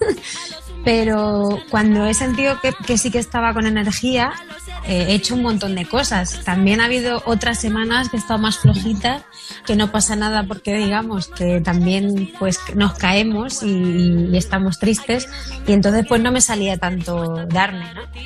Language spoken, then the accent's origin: Spanish; Castilla-La Mancha, Spain; moved away; irme para mi tierra manchega